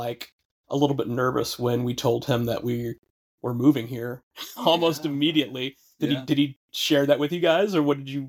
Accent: Midwest, United States; also born or lived in California; now in New England, United States; I grew up in the Midwest

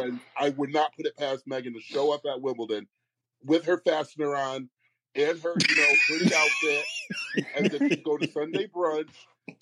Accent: United States; I'm American

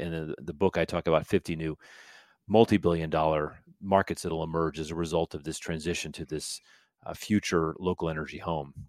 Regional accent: United States; I'm American

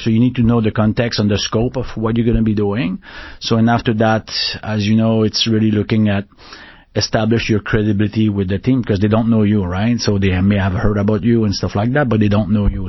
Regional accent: Canada; accent: French Canadian; English is a second language; moved away; also born or lived in Paris, France; we speak super fast, right? So in like uh, French Canadian, so we and we don't articulate as much as they articulate

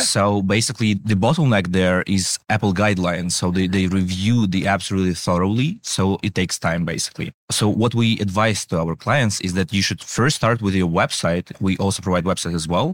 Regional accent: Ukraine; we are from Ukraine

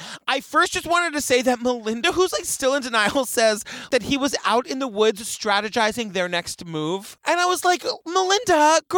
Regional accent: Yarmouth, Massachusetts, United States; I'm from Massachusetts

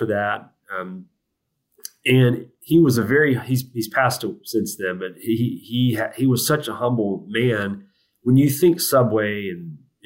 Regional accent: the South, United States; I'm from the South

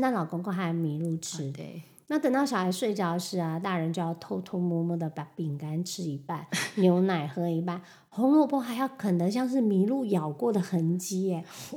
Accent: Taiwan; moved away as an adult; also born or lived in Taipei; now in New York, United States; 我来自台湾啊， 我们台湾这就是我们中秋节团圆赏月烤肉

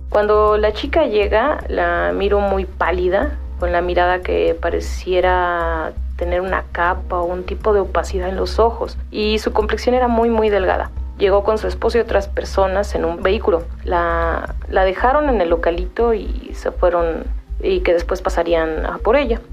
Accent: Mexico City, Mexico; Soy originaria de Coyoacán, eh, de, de, la Ciudad de México

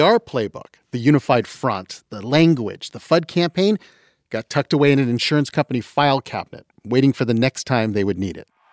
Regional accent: London, Ontario, Canada; now in United States; I'm from London, Ontario

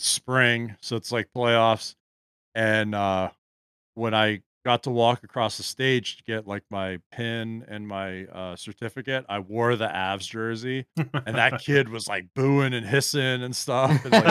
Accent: Gaithersburg, Maryland, United States; I grew up in Gaithersburg, and there was like a large Russian population down there back then.

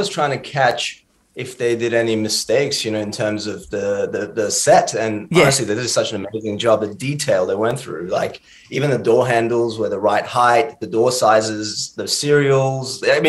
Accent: Clarkson, Western Australia, Australia; moved away as an adult; now in Melbourne, Australia; I grew up in the north. Clarkson.

